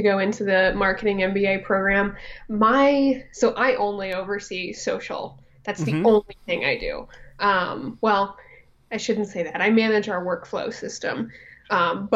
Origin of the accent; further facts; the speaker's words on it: Fort Wayne, Indiana, United States; I'm from Fort Wayne, Indiana